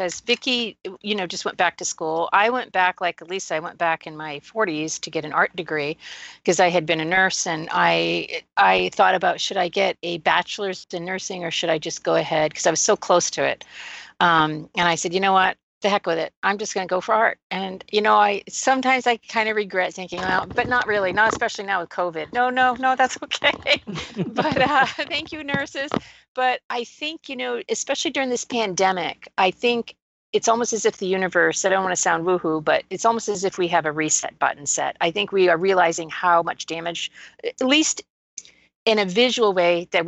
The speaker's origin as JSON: {"language": "English", "region": "New England", "country": "United States", "tie": "born or raised there", "moved": "yes", "lives_now": "Texas, United States", "said": "I was born in New England"}